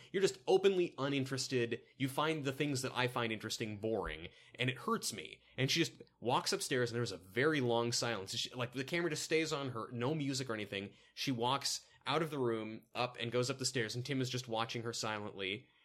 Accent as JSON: {"language": "English", "region": "the South", "country": "United States", "accent": "southern", "said": "my southern accent"}